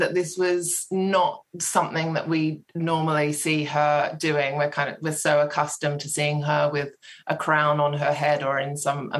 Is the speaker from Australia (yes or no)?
yes; Sydney, New South Wales, Australia; now in United Kingdom; Oh, yeah, it creeps in. I have been here for a while now, but I'm from Sydney, yeah.